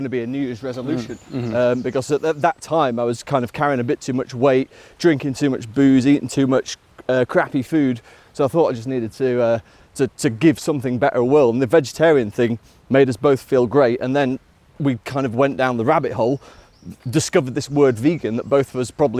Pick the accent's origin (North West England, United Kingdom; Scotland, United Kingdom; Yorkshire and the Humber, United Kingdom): Yorkshire and the Humber, United Kingdom; Sheffield; we're both from Sheffield, we both grew up in regular eating households